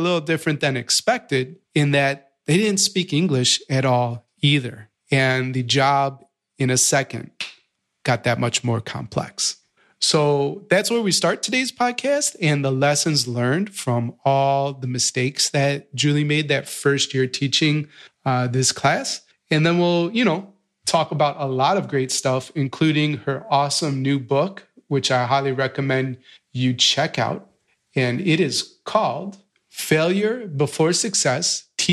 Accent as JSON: {"language": "English", "area": "outside of Chicago", "region": "Illinois", "country": "United States", "tie": "born or raised there", "said": "I grew up outside of Chicago"}